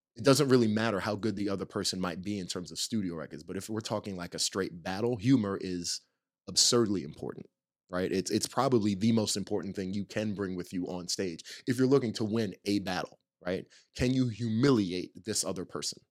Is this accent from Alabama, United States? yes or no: no; Nyack, New York, United States; now in Los Angeles, United States; I'm from a town called Nyack, New York, which is right north of, uh, New York City